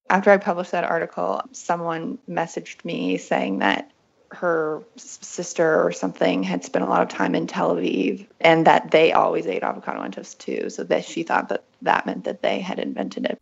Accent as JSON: {"language": "English", "region": "West Virginia", "country": "United States", "tie": "born or raised there", "also_born_or_lived": "Berlin, Germany", "moved": "as an adult", "said": "I grew up in West Virginia"}